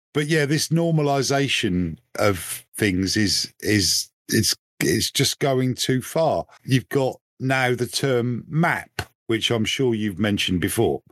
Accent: United Kingdom; 'cause I'm British

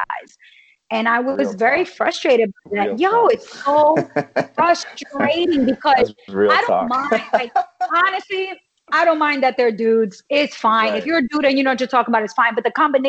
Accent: New York City, New York, United States; I grew up in New York City.

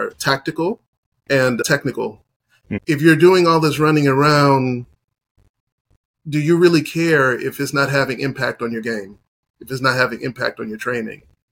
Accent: United States; also born or lived in Haiti (ancestry); I am American-born Haitian

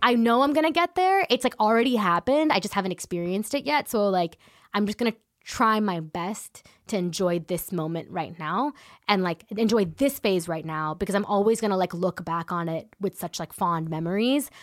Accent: San Ramon, California, United States; also born or lived in Danville, California; I grew up in San Ramon, California

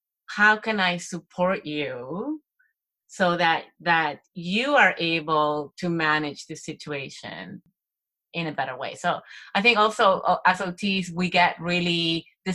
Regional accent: Argentina; moved away; I'm from Latin America. I'm from Argentina.

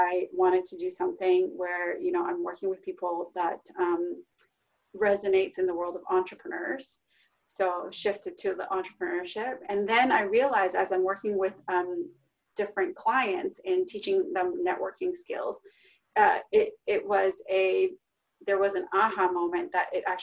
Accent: Vancouver, British Columbia, Canada; moved away as an adult; also born or lived in Toronto; I'm originally from Vancouver, BC

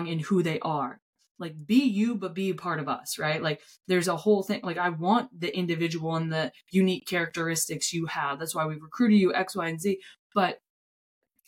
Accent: Gorham, United States; from Gorham

